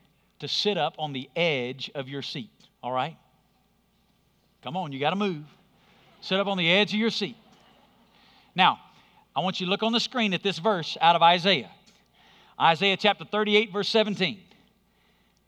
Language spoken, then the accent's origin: English; Alabama, United States; moved away; When I was growing up in Alabama